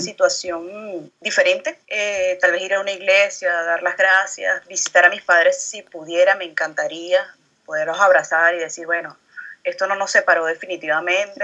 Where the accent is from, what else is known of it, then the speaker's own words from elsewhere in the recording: Venezuela; now in France; yo soy venezolana y vivo en Francia